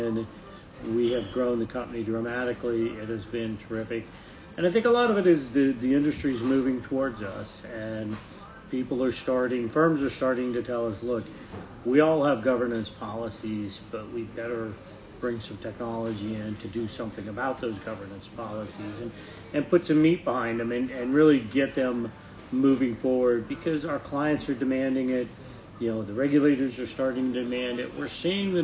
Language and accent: English; Bolivar, Missouri, United States; now in Frederick, United States; My hometown is actually a small town in Missouri called Bolivar, Missouri